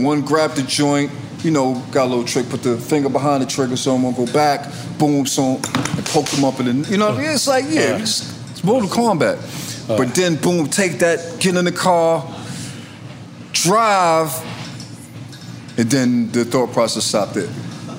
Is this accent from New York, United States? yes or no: yes; New York City, New York, United States; I'm from Harlem